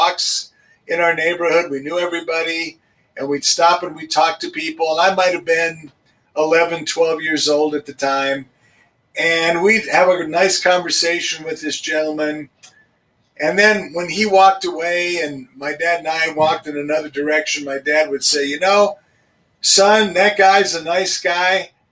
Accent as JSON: {"language": "English", "town": "Denver", "region": "Colorado", "country": "United States", "tie": "born or raised there", "said": "I grew up in Denver. I'm a native. I grew up in Hilltop"}